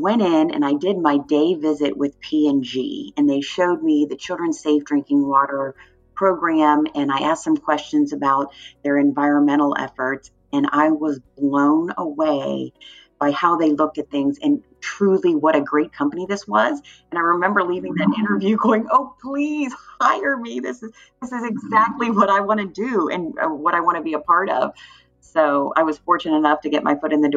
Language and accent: English; Cincinnati, Ohio, United States; I grew up in the Cincinnati area